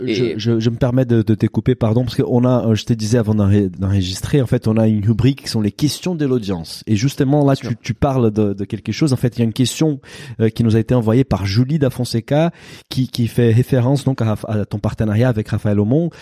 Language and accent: French; Brazil; French is a second language; moved away as an adult; now in France; je suis brésilien, je suis arrivé en France plus ou moins à cette époque-là